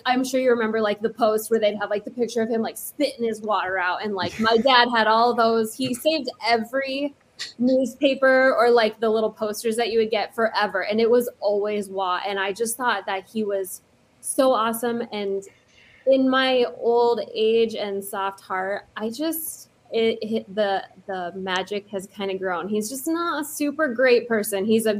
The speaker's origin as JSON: {"language": "English", "town": "Loveland", "region": "Colorado", "country": "United States", "tie": "born or raised there", "said": "I grew up in Loveland for the most part. We kind of moved around quite a bit, but Colorado is where we claim home. I'm in Iowa now."}